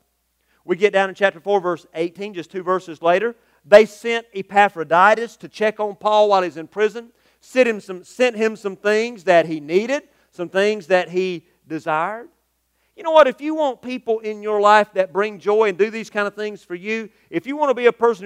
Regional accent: United States; the social construct that I'm accustomed to here as an American

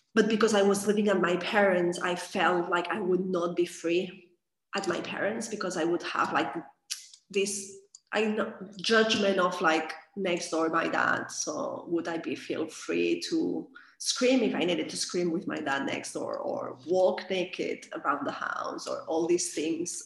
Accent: Catalonia, Spain; moved away as an adult; I am from Catalonia, region of uh, Spain. after a long time living abroad, I came back here.

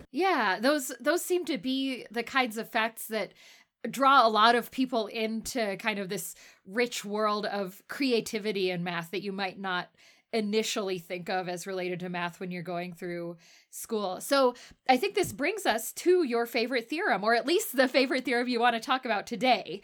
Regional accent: Texas, United States; now in Salt Lake City, United States; I'm from Texas originally

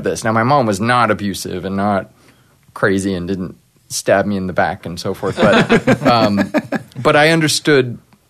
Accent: Los Angeles, California, United States; I grew up in L.A., but my part of my family is very religious

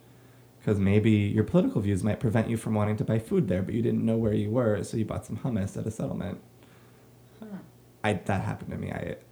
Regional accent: United States; as an American Jew and artist

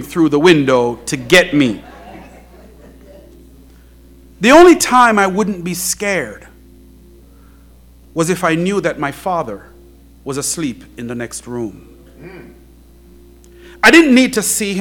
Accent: Jamaica; when I was a young boy growing up in Jamaica

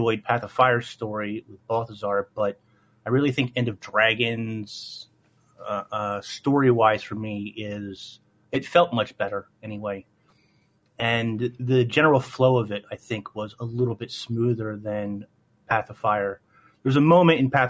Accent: Philadelphia, Pennsylvania, United States; moved away; born and raised in Philly

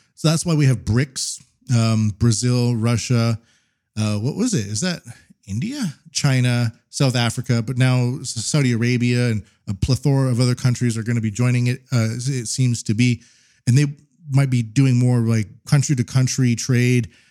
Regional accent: Canada; now in Japan; I'm Canadian

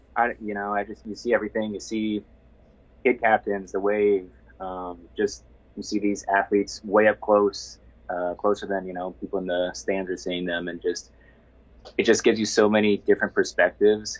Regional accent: Iowa City, Iowa, United States; I'm literally from Iowa City.

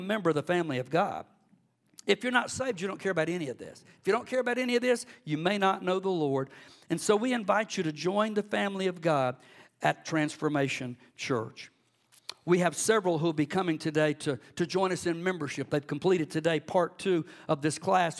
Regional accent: Cordele, Georgia, United States; also born or lived in Athens, Georgia; I grew up in Cordill in South Georgia

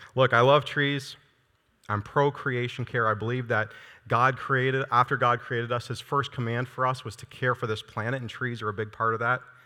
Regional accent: Iowa, United States; moved away as an adult; now in Nebraska, United States; I'm from Iowa

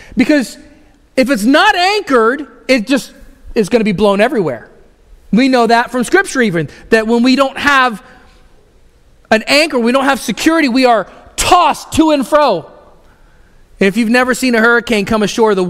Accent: Houston, Texas, United States; I grew up in Houston area, which is the Gulf Coast

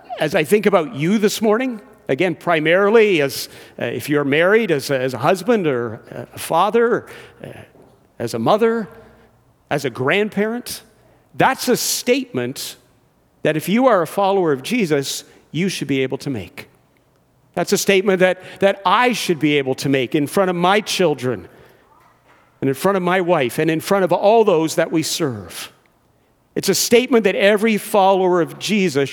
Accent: Georgetown, Ontario, Canada; also born or lived in England / Brampton; I grew up in Georgetown, where my dad still resides.

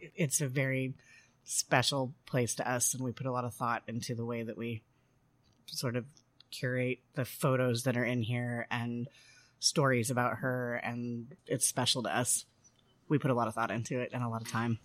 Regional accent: Denver, Colorado, United States; moved away as an adult; also born or lived in Washington, D.C. / Mexico / Eureka Springs, Arkansas; now in Fayetteville, United States; I am not from here. I grew up in Denver

